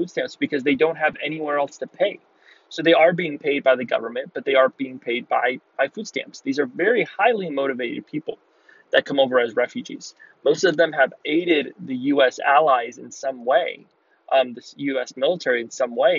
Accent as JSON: {"language": "English", "country": "United States", "tie": "born or raised there", "said": "I was born in the United States. I'm a U.S. citizen"}